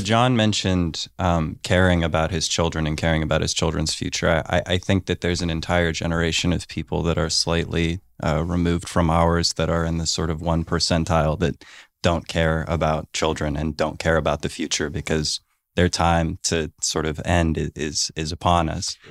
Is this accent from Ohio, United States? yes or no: yes; Warren, Ohio, United States; I grew up in Warren, Ohio